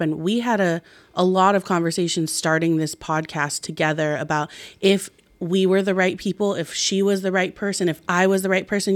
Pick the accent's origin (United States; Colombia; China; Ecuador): United States; Marin County, California; growing up biracially here